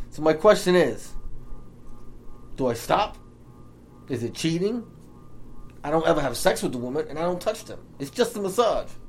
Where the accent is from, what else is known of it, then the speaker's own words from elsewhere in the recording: Staten Island, New York, United States; I'm 35. I'm from Staten Island.